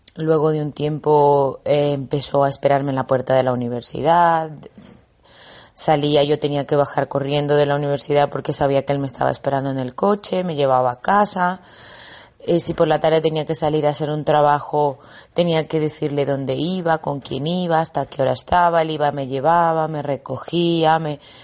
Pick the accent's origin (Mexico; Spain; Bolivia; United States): Bolivia; moved away as an adult; yo soy de Bolivia